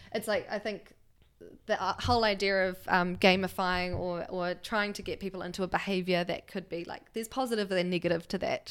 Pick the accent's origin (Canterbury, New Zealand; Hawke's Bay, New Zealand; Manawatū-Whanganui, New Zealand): Manawatū-Whanganui, New Zealand; Levin; now in Wellington, New Zealand; born and raised in Leuven, which is a small town, um, north of Wellington.